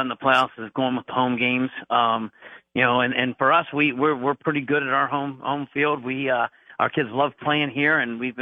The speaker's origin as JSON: {"language": "English", "area": "Summit County", "region": "Ohio", "country": "United States", "tie": "born or raised there", "said": "being a Summit County kid, growing up in Summit and County"}